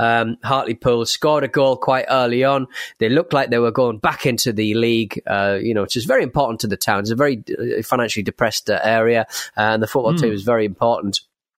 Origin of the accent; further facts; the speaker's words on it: Toronto, Ontario, Canada; This reminded me of a giant inflatable rubber duck that appeared in my hometown of Toronto that cost about $200,000 in tax dollars back in 2017.